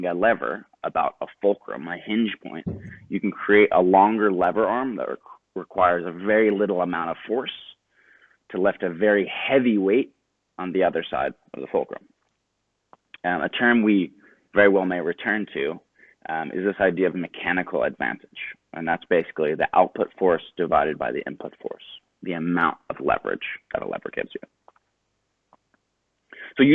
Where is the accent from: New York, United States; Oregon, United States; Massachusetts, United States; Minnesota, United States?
New York, United States; Pelham; I grew up outside New York City in a small town called Pelham